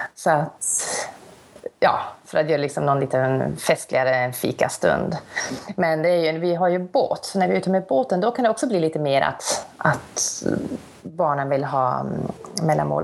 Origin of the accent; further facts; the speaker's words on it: South Africa; moved away as an adult; now in Sweden; Jag är ju uppvuxen i Sydafrika